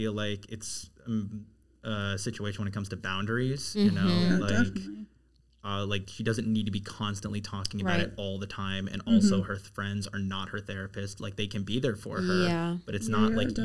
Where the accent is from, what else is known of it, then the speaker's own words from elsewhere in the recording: Maryland, United States; moved away as an adult; now in Washington, D.C., United States; I grew up in Maryland